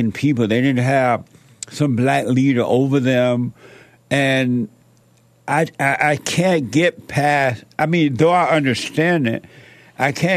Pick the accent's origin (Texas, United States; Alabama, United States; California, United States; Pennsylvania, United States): Alabama, United States; moved away; I grew up in Alabama under the so-called Jim Crow laws